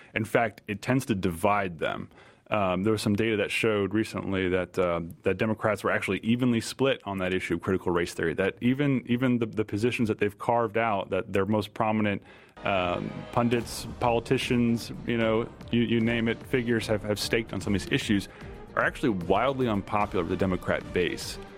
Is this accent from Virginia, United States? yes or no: yes; Virginia, United States; my home state of Virginia